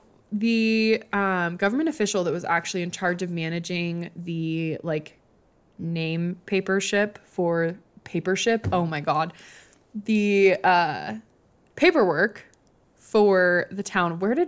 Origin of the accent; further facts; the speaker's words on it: Montana, United States; It is located in Southwest Montana. We are both from Southwest Montana, and we both currently reside in Southwest Montana.